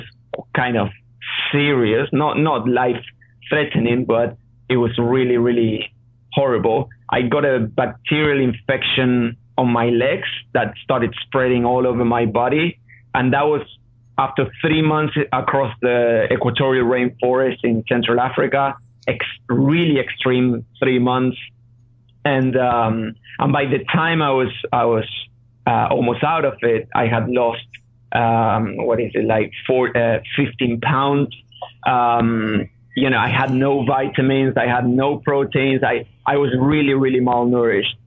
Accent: Argentina; moved away; I'm from Argentina, so I know the region.

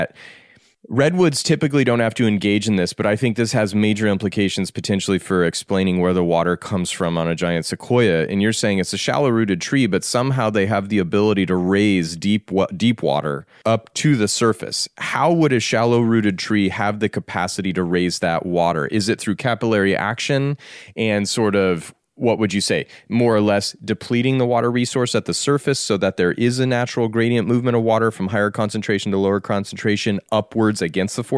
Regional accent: Colorado, United States; I grew up in Colorado

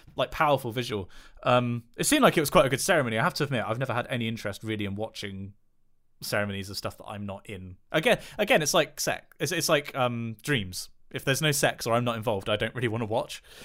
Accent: West Country, South West England, United Kingdom; I'm from the West Country

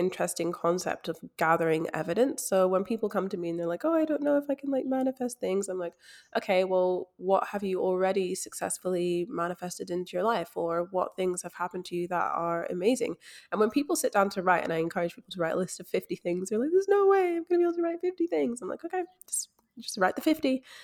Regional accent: Scotland, United Kingdom; now in Australia; I am from Scotland based overseas in Australia

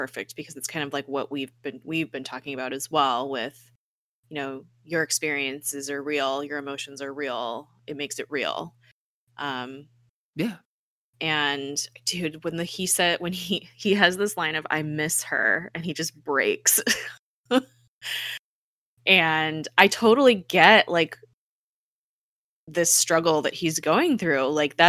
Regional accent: Colombia; I grew up like in Colombia, like that was run by you know, drug lords essentially, and gun, you know, a corrupt government.

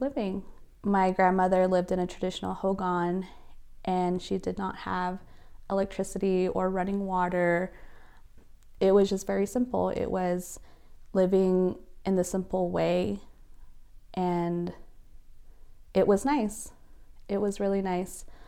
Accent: Gray Mountain, Arizona, United States; now in Albuquerque, United States; I'm originally from Gray Mountain, Arizona, which is northern Arizona, but I reside here in Albuquerque, New Mexico

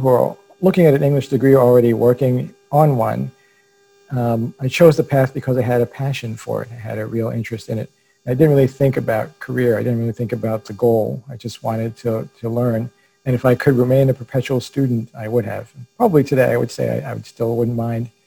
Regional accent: New York City, New York, United States; I was raised by a single mother who was also an only child, and by grandparents who were immigrants. All of us lived in a small apartment in Brooklyn, New York

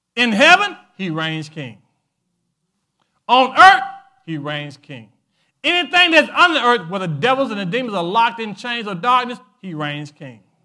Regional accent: United States; I was born in America

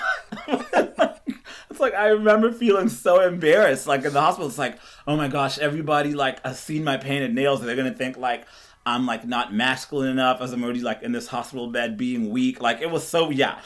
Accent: Kenya; I was born in Kenya, and so I lived in Kenya, which is a very, almost just like men are supposed to be this and this. And I grew up on a farm kind of.

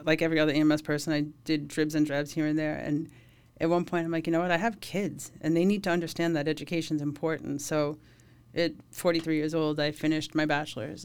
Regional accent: Suffolk County, Long Island, New York, United States; I grew up in Suffolk County.

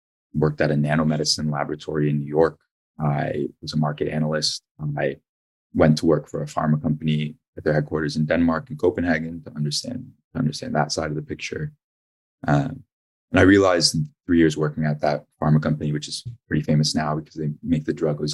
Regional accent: Ajax, Ontario, Canada; also born or lived in Toronto; I'm from Toronto originally, actually grew up in Ajax.

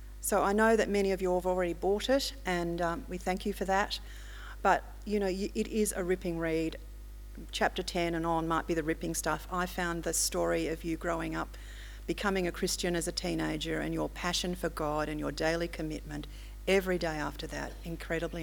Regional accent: Melbourne, Victoria, Australia; also born or lived in Mudgee, New South Wales; I come from Melbourne, I actually was baptised at Mudgee

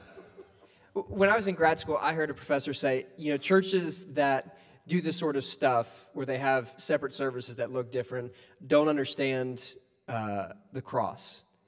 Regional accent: Ohio, United States; where I grew up in Ohio, like the economy was based on the barges

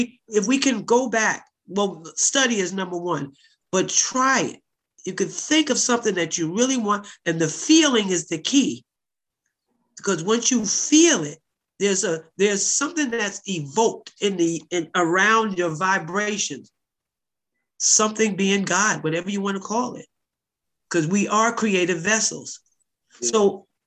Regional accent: New York City, New York, United States; also born or lived in Newark / Harlem; I lived in Newark. I lived in Harlem when it wasn't sexy. And I'm from Bed-Stuy

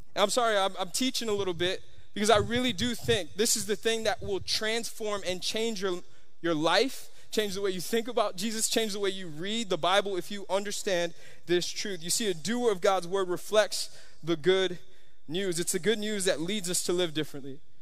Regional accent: Miami, Florida, United States; I'm from Miami

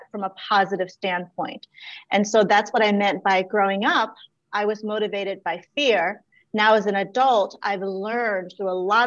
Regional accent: Washington, District of Columbia, United States; also born or lived in Laos; growing up, I just knew looking around where we lived in DC, Southeast DC

